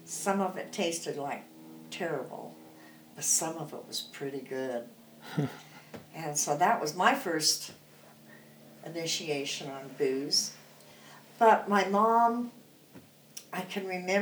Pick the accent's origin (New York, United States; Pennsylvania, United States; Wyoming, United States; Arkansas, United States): Wyoming, United States; Rock Springs; moved away; also born or lived in Phoenix, Arizona; I was raised in Rock Springs, Wyoming. I was born in Rock Springs, Wyoming.